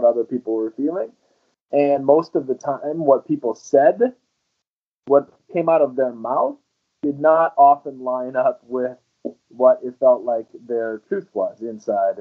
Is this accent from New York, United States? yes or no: no; North Dakota, United States; I grew up in North Dakota, which is in the Central Plains in the very northern part of the United States.